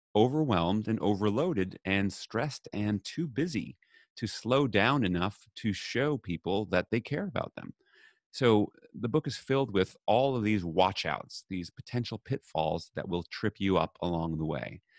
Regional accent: New York City, New York, United States; I grew up in New York City

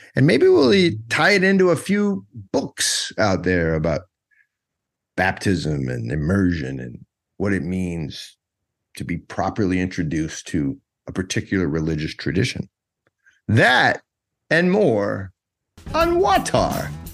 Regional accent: United States; moved away; also born or lived in Georgia; I'm an American

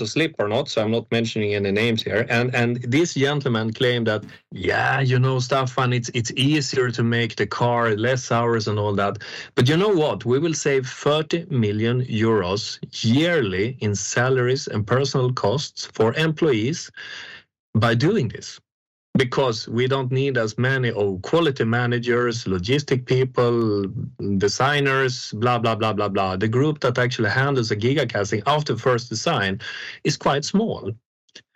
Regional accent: Sweden; English is a second language; I'm from Sweden, by the way, but you hear that from a dialect.

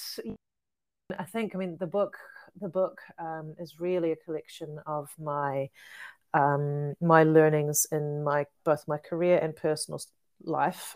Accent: Whakatane, Bay of Plenty, New Zealand; also born or lived in Tokoroa, New Zealand / Rotorua, New Zealand; I was born in Whakatane, a lot of my growing up there, and also in Tokoroa and Rotorua.

